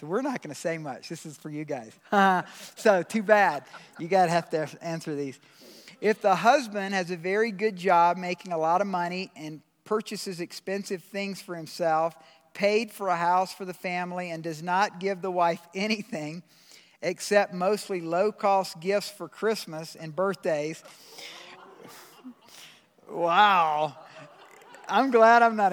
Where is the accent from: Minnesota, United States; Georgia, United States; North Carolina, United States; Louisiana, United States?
Georgia, United States; I'm from Georgia